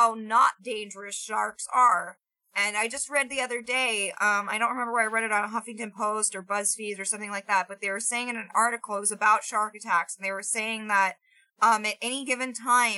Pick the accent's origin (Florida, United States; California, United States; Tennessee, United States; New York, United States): Florida, United States; growing up in Florida